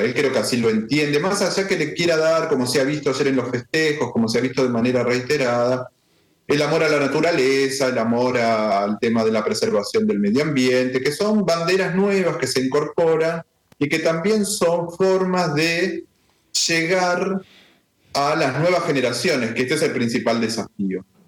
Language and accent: Spanish; Argentina; yo soy argentino